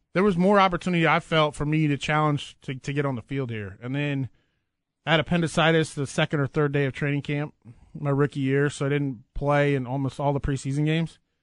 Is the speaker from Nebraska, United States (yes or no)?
yes; Nebraska, United States; growing up in Nebraska